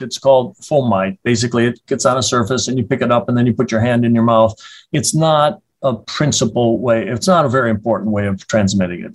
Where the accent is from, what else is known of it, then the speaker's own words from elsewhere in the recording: Madison, Wisconsin, United States; born and raised in Madison, educated here through medical school.